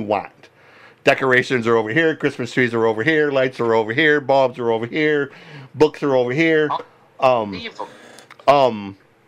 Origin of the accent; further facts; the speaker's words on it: Michigan, United States; I grew up here in Michigan, just down the road from a place called Frankenmuth